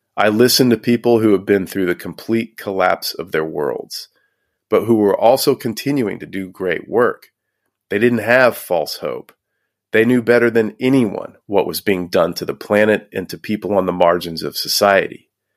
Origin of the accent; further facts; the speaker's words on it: Houston, Texas, United States; Growing up in Houston, Texas